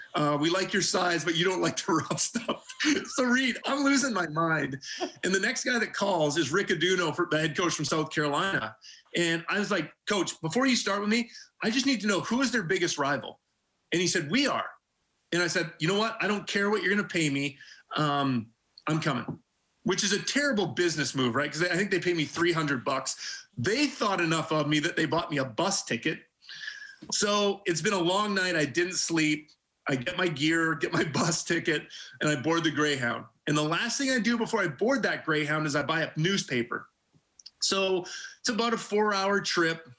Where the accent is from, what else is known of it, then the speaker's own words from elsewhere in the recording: Vancouver Island, British Columbia, Canada; also born or lived in Edmonton, Alberta, Canada; I was very young when my parents, uh, you know, started here, moved out to Vancouver Island